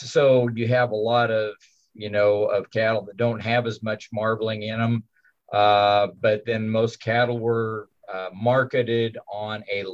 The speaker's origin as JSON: {"language": "English", "region": "Kansas", "country": "United States", "tie": "born or raised there", "said": "I was raised on a farm here in Kansas"}